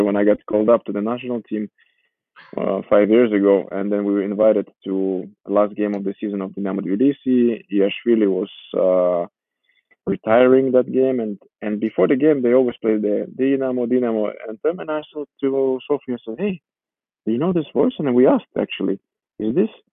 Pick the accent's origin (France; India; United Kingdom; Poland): Poland; Warsaw, Masovian Voivodeship; first language Georgian; English is a second language; moved away; also born or lived in Georgia; I moved with my my, my mother and my stepfather and my one year old brother to Poland. So I, I grew up in Poland. You can say I lived there in, in Warsaw for 10 years.